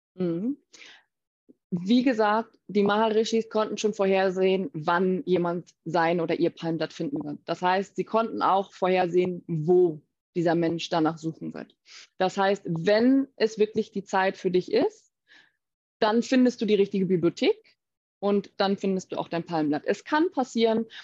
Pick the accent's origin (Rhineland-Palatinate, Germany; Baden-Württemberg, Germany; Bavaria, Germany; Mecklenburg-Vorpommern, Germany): Mecklenburg-Vorpommern, Germany; Baltic coast; also born or lived in Hamburg; now in Rishikesh, India; ich bin eben ursprünglich aus Deutschland, ganz ursprünglich von der Ostsee aus MacPom